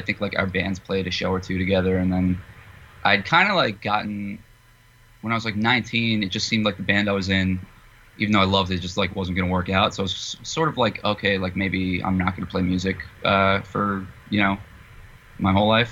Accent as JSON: {"language": "English", "region": "New Jersey", "country": "United States", "tie": "born or raised there", "said": "I grew up in Jersey"}